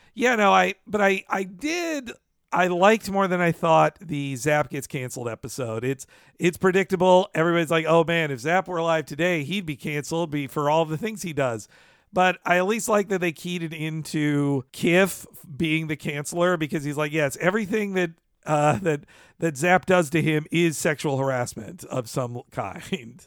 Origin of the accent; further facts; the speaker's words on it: United States; as an American